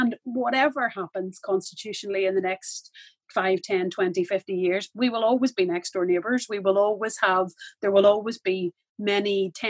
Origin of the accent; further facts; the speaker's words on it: Northern Ireland, United Kingdom; I grew up in, born in the Republic of Ireland, but I grew up in Northern Ireland. There's big aspects of the UK and Britain that are a big part of my identity